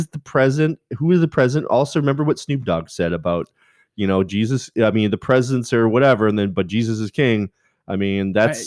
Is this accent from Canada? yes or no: yes; Canada; now in United States; And I'm Canadian